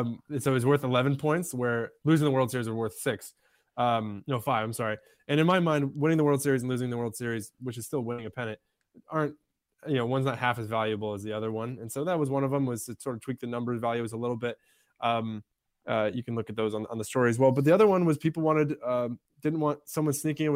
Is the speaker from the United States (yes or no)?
yes; Michigan, United States; moved away; also born or lived in Pittsburgh; I grew up in Michigan